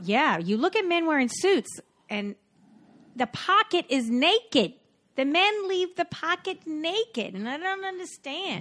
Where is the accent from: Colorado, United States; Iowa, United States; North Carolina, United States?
North Carolina, United States; now in New York, United States; I'm from North Carolina